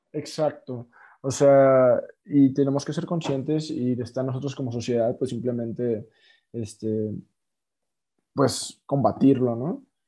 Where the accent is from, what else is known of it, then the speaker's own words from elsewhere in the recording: Mexico; nosotros como mexicanos